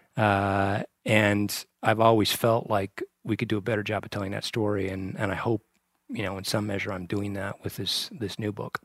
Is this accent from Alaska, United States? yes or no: no; Torrington, Wyoming, United States; moved away as an adult; also born or lived in Lovell, Wyoming / Washington, D.C.; was born and raised in Port in Lovell, Wyoming, and, uh, went to junior high and high school in Torrington, Wyoming, in the southeastern corner of the state